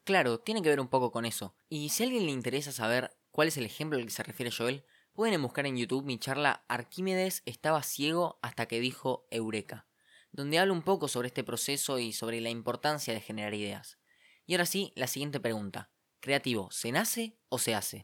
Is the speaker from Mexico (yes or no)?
no; Argentina; nosotros incluso como argentinos